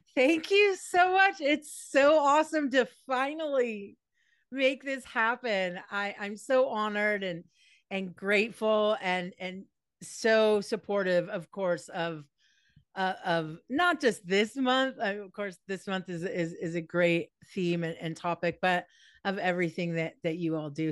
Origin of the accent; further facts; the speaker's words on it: Los Angeles, California, United States; also born or lived in East Coast; I was born in Encino, California, so I am a Valley girl through and through